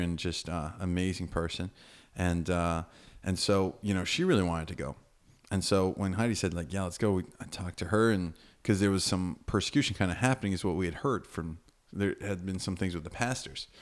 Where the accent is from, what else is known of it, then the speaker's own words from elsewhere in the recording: United States; moved away as an adult; now in Fortaleza, Brazil; My parents are Brazilian. Um, and I have some of that culture in me, but I grew up in America.